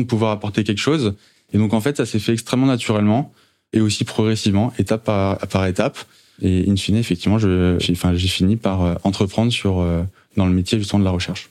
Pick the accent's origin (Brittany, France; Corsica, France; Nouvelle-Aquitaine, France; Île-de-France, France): Île-de-France, France; Saint-Germain-en-Laye; also born or lived in Maisons-Laffitte; je suis yvelinois euh, d'origine. Euh, j'ai grandi justement entre Maison-Lafitte et Saint-Germain-en-Laye